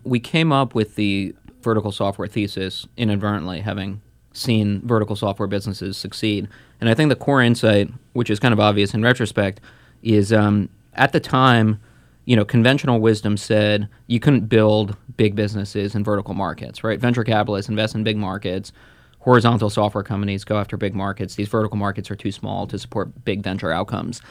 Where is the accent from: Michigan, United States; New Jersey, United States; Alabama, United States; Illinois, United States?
New Jersey, United States; also born or lived in Moscow, Russia; grew up in New Jersey, just outside of New York